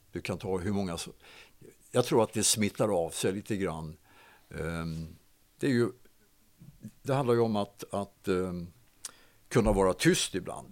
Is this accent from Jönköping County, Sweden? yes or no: yes; Hovslätt, Jönköping County, Sweden; Jag är uppväxt i, i Hovslätt, i Hovslätts idrottsklubb och Hovslätts BTK